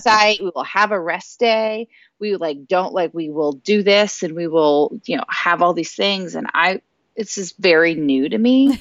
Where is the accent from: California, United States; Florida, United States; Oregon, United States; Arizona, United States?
Florida, United States; South; moved away; I'm originally from South Florida. Um, I lived there for, uh, the majority of my uh, childhood and adolescent life.